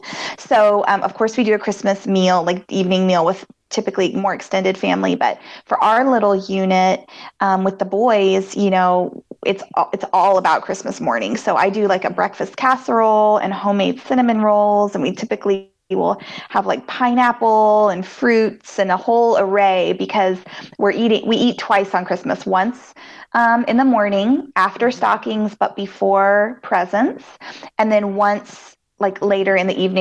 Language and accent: English; England, United Kingdom; now in Oklahoma, United States; I grew up in England